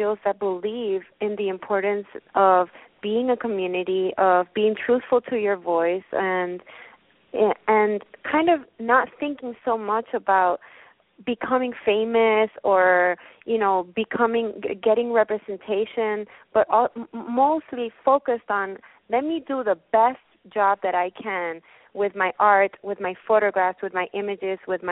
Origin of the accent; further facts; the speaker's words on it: Puerto Rico; moved away as an adult; now in New York, United States; I was born in Puerto Rico, and I moved to New York because I wanted to work for the photography realm.